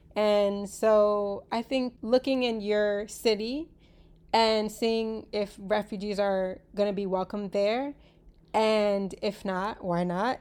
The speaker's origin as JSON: {"language": "English", "country": "United States", "tie": "born or raised there", "said": "I was born in the United States"}